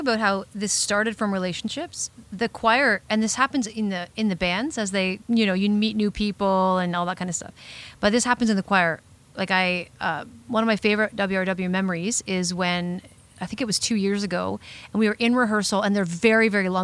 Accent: Sarnia, Ontario, Canada; moved away as an adult; her and I grew up in the Sarnia area together

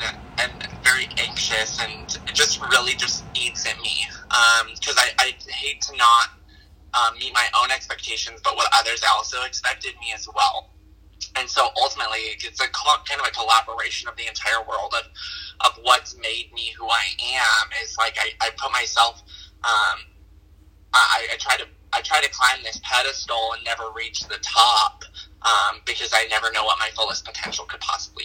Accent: Kirby, Wyoming, United States; also born or lived in Thermopolis, Wyoming; And I actually grew up in a town smaller than that. It was in Kirby, Wyoming

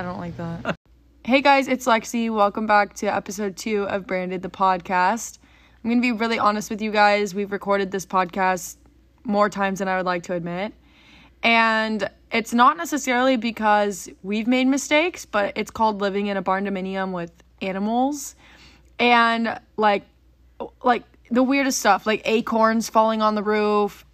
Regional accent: Frisco, Texas, United States; we grew up in Frisco, Texas.

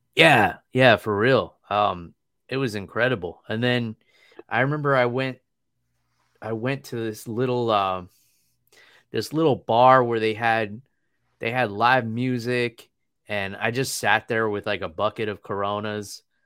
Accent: New York, United States; I come from New York where it's pretty easy to get around. We got trains

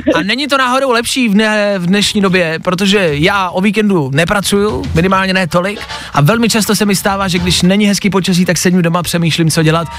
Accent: Czechia; My jako Češi

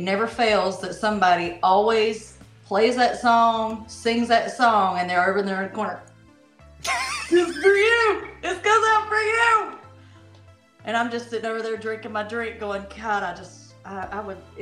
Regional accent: the South, United States; I'm from the South

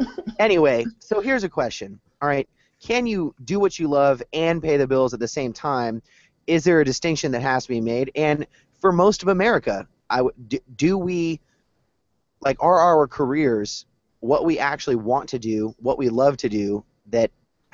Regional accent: the South, United States; as being a Southerner, that's from the street sweeper all the way.

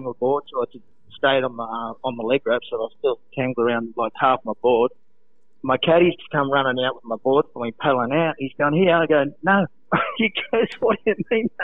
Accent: Sydney, New South Wales, Australia; I'm actually from Bronte, born and bred

